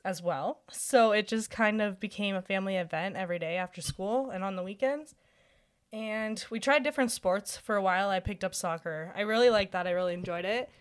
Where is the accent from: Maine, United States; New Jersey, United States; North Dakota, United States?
North Dakota, United States; Bismarck; I grew up in Bismarck, North Dakota